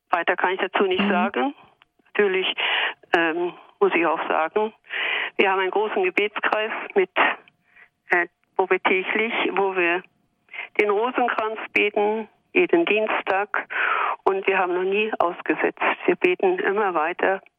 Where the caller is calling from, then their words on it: Mainz, Rhineland-Palatinate, Germany; ich komme aus Mainz